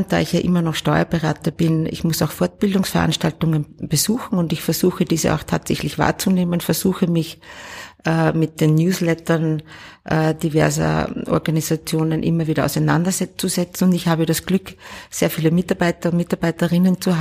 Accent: Upper Austria, Austria; Ich komme ja aus dem Innviertel

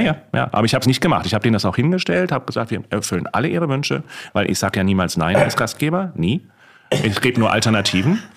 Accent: Hamburg, Germany; moved away; Ich bin Hamburger, wie du weißt, und äh, Hamburger Seele ist natürlich auch

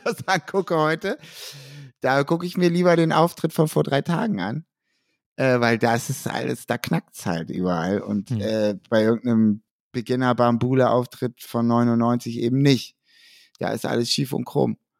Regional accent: Hamburg, Germany; Ich bin Hamburger

